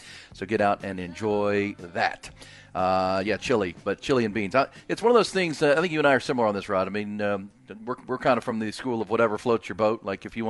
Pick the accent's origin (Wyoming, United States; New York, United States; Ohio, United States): Ohio, United States; Where I come from. Growing up in Ohio